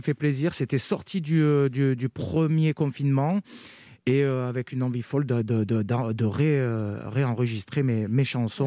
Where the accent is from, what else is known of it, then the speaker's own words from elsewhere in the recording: Carpentras, Provence-Alpes-Côte d'Azur, France; je, suis natif de Carpentras, j'ai grandi à Carpentras, dans le Vaucluse.